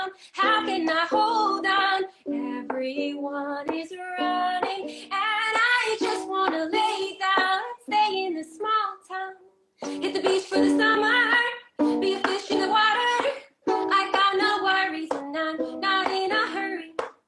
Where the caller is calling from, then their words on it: Fairfield, Connecticut, United States; also born or lived in Los Angeles; I'm currently in Fairfield, Connecticut.